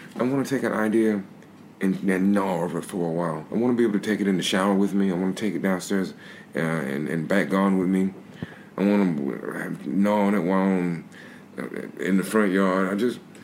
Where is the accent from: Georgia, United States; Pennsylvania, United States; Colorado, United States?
Georgia, United States; Albany; moved away as an adult; now in United Kingdom; I grew up in the South